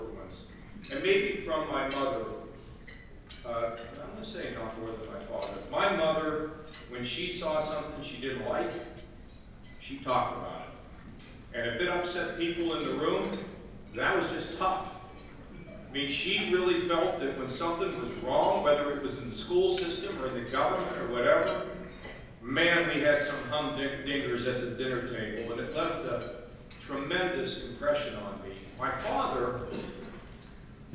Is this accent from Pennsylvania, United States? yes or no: yes; McKees Rocks, Pennsylvania, United States; moved away as an adult; now in Ohio, United States; I decided to leave that little town of McKees Rocks. I was back there last week with NBC because they were doing a story on my hometown and how I grew up